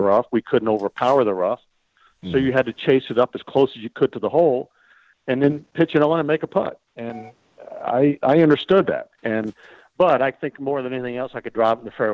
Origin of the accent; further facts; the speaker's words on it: United States; being the American kid